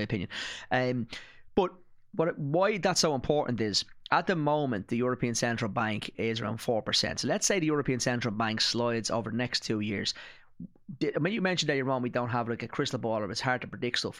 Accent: Ireland; I'm an Irish citizen

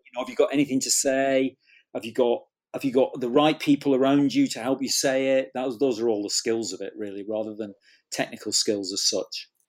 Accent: Manchester, North West England, United Kingdom; I grew up in Manchester

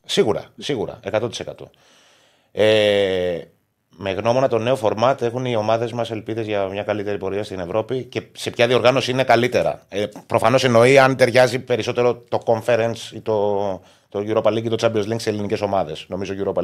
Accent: Cyprus; είμαι και από την Κύπρο

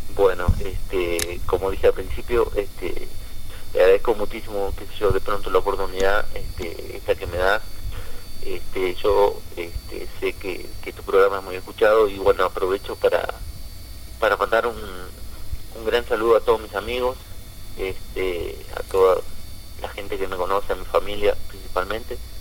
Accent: Concordia, Entre Ríos, Argentina; moved away as an adult; now in New York, United States; como todo argentino

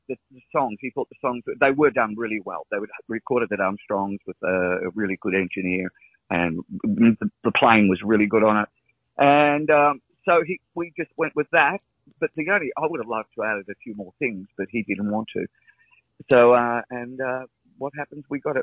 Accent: Brunswick, Victoria, Australia; Mum used to work for Fletcher Jones and in Brunswick here, where I grew up in Brunswick

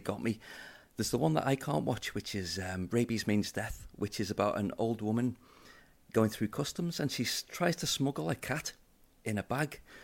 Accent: Liverpool, North West England, United Kingdom; I'm a city boy. I grew up in Liverpool.

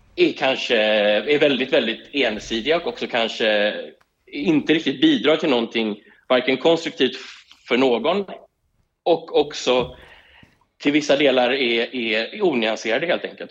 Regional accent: Sweden; moved away as an adult; now in Israel

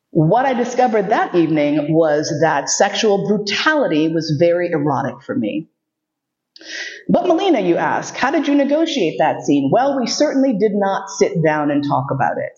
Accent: New York City, New York, United States; Growing up in New York City, you see a lot.

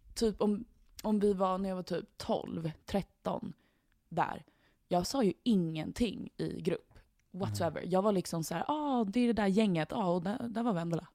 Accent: Sweden; vi som svenskar

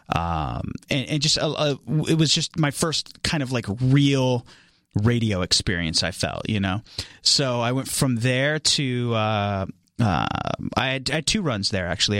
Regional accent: Atwater, California, United States; moved away as an adult; also born or lived in Tucson, Arizona; I am from a very small town in California called Atwater, California. Uh, that's where I grew up.

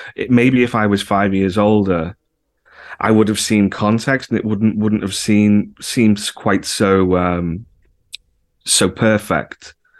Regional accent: the Wirral, North West England, United Kingdom; moved away; also born or lived in Liverpool; I was born in Liverpool, but I actually grew up over the water and, uh, on the Wirral

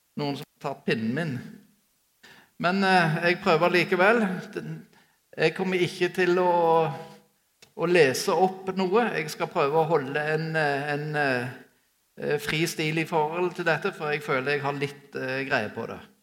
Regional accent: Sola, Rogaland, Norway; vokste opp på Sola flyplass

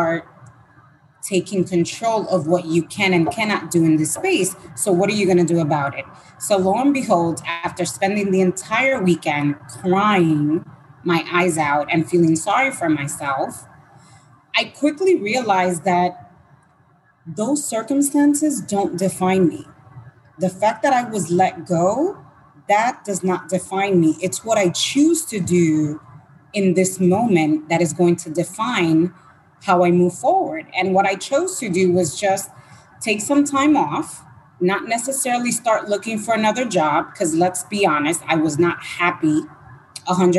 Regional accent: Dominican Republic; moved away; I was born in Dominican Republic.

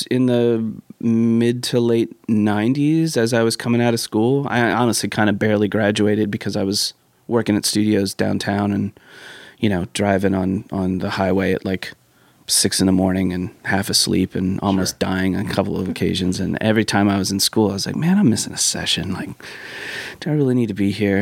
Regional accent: New Jersey, United States; moved away as an adult; now in Nashville, United States; when I came down here, and I was from New Jersey. Like I grew up on New York radio and on East Coast hip hop

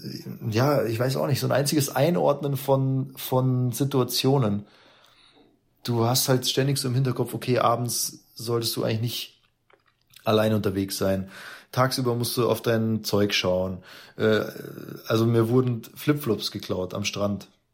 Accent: Munich, Bavaria, Germany; als Münchner

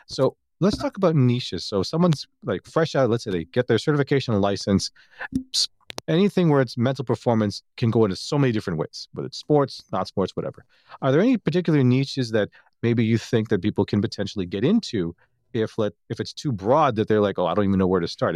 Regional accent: Toronto, Ontario, Canada; I'm from Toronto

